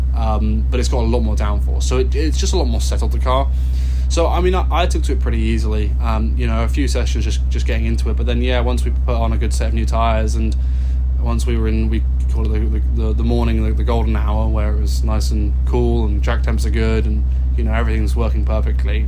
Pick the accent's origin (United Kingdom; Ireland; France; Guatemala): United Kingdom; England; also born or lived in Los Angeles, United States; now in Carmel, United States; I'm from England